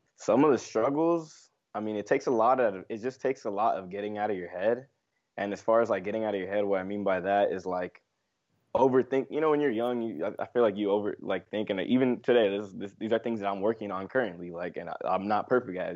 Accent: Los Angeles, California, United States; I'm from L A, born and raised here in L A, Los Angeles, California, the West Coast.

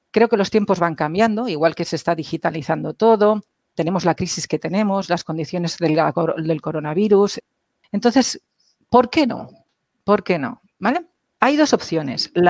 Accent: Catalonia, Spain; Yo soy catalana.

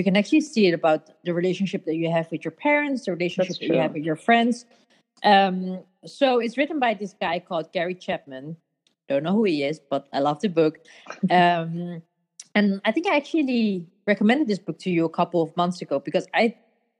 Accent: Netherlands; moved away as an adult; now in Copenhagen, Denmark; these not so rich, but crazy Asians, growing up in Holland, raised with Asian values and beliefs

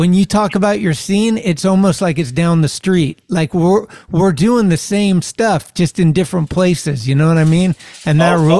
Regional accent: Northern California, United States; me growing up in Northern California

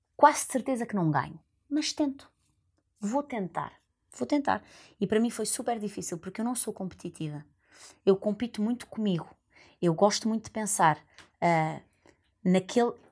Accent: Lisbon, Portugal; eu vinha da Lapa

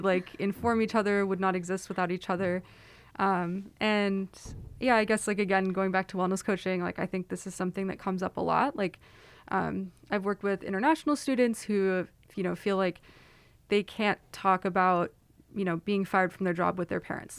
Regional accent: Silicon Valley, California, United States; moved away; I am from Silicon Valley

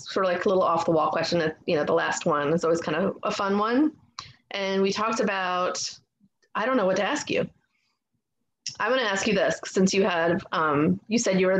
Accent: Fort Lauderdale, Florida, United States; now in Maryland, United States; I grew up in Fort Lauderdale

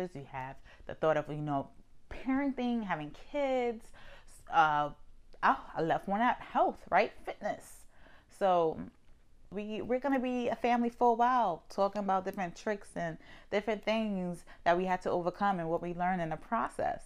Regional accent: New York, United States; I'm from New York

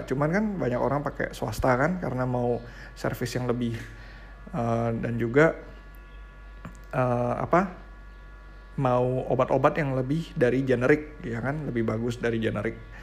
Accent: Indonesia

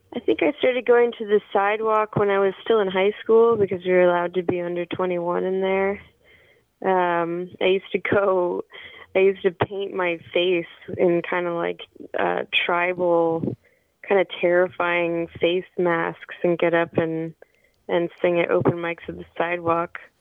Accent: New York City, New York, United States; I was born and raised in New York City.

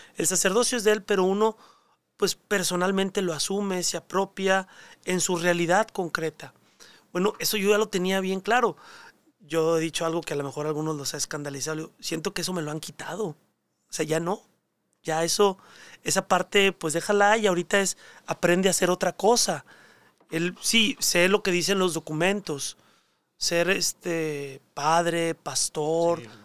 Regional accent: Monterrey, Nuevo León, Mexico; moved away; also born or lived in Mexico City; mi vocación está arraigada a mi terruño, a Monterrey, a mi familia. La experiencia de iglesia que yo viví en mi parroquia en Monterrey

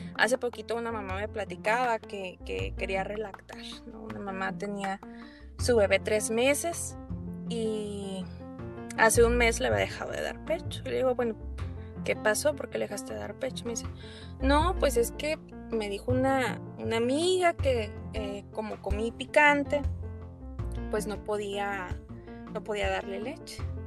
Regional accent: Torreón, Coahuila, Mexico; now in Hermosillo, Mexico; yo soy originaria de Torreón Coahuila

